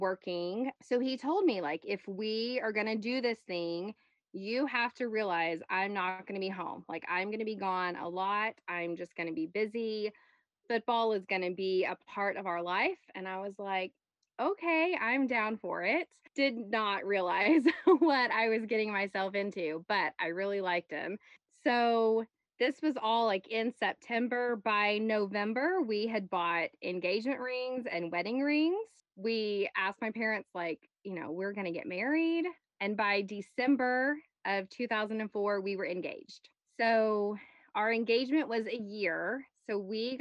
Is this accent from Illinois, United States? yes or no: no; Arkansas, United States; moved away as an adult; I am originally from Arkansas, born and raised. I had never moved